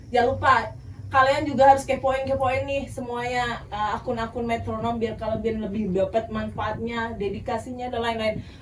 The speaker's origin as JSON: {"language": "Indonesian", "town": "Bandung", "region": "West Java", "country": "Indonesia", "said": "Uh, saya eh, …, sama saya juga dari Bandung."}